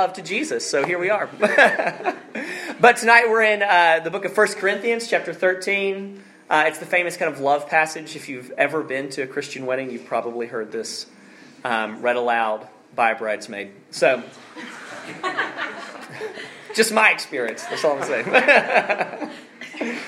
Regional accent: Alabama, United States; moved away; my home state of Alabama

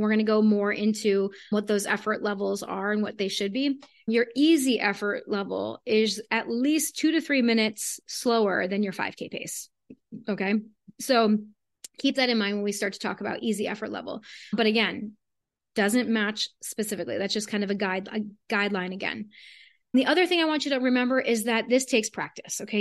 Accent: South Florida, United States; I'm from South Florida

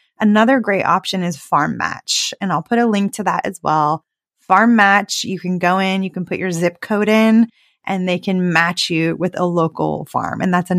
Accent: California, United States; But I am from California. I lived in California for, you know, most of my adult life.

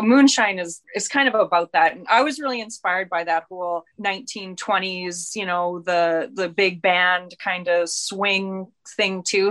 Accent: southern Manitoba, Canada; now in Red Deer, Canada; we're both from very, very remote small towns in southern Manitoba

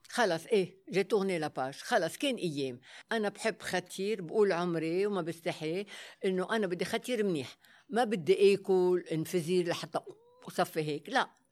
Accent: Lebanon; Arabic is a second language; also born or lived in Africa; انا اول لبنانيه يلا فتحت الباب للعرض الازياء

